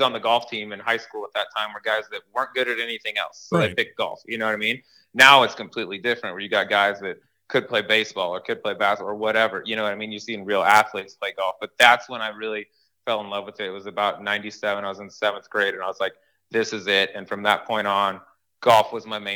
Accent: Colorado, United States; I grew up in Colorado

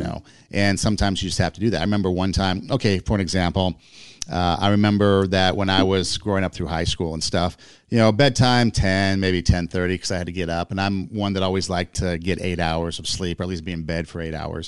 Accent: West Coast, United States; moved away as an adult; also born or lived in Iowa; I'm from the West Coast

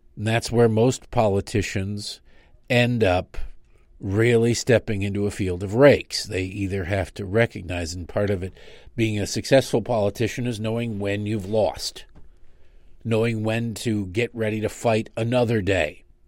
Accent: Michigan, United States; where I grew up in Michigan.

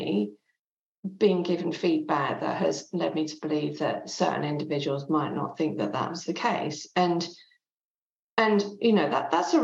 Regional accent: England, United Kingdom; first language French; English is a second language; my mum was Swiss French, she still is, and I grew up in England, but from the age of 0 to 5, I only spoke French.

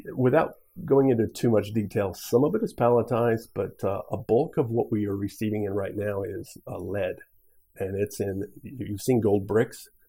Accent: Missouri, United States; also born or lived in Nebraska; So initially, I was I was from Nebraska. My mom was a bit of a gypsy. Moved to Missouri. I grew up in Missouri

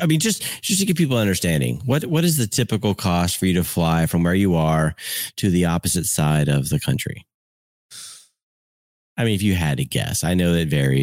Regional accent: United States; it's always fascinating for me as an American

